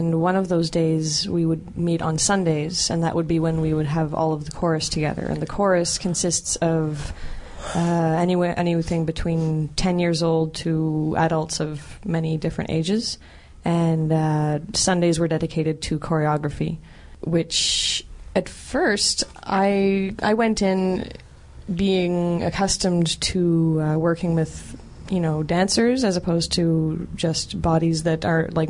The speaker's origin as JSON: {"language": "English", "town": "Pointe-Claire", "region": "Quebec", "country": "Canada", "tie": "born or raised there", "also_born_or_lived": "Montreal", "said": "I'm from Montreal. I grew up in Pointe-Claire"}